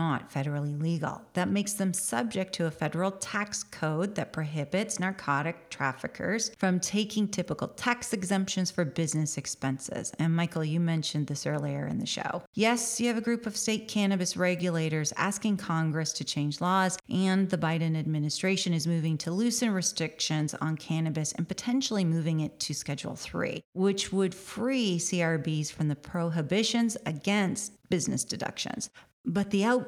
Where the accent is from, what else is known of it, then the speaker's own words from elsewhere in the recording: Canada; moved away; I'm originally from Canada. My family is still in Canada